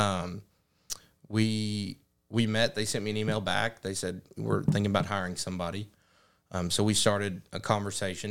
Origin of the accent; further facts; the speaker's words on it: Jonesboro, Arkansas, United States; moved away as an adult; now in Paragould, United States; growing up in Jonesboro